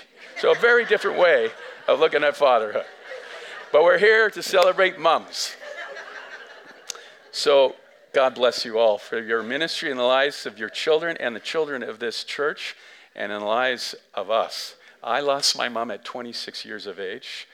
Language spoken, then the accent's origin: English; Canada; we as English Canadians